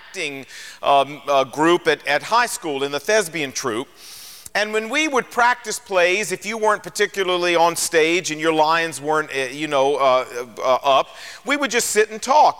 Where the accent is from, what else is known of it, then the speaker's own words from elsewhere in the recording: Portsmouth, Virginia, United States; I was born and raised in Portsmouth, Virginia